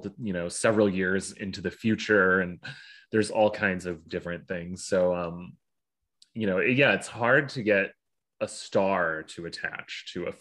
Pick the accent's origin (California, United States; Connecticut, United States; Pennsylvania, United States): Connecticut, United States; Hartford; moved away as an adult; also born or lived in Stamford, Connecticut / Jersey City, New Jersey; now in New Jersey, United States; I grew up right outside of Hartford